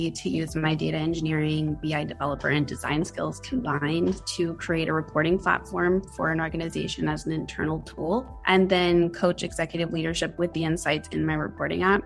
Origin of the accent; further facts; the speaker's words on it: United States; I grew up in the US.